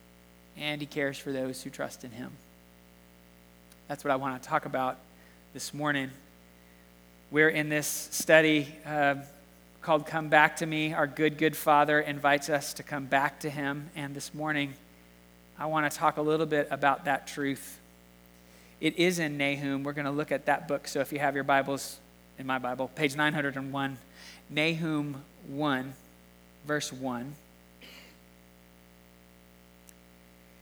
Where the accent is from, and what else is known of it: Southern California, United States; born or raised there; moved away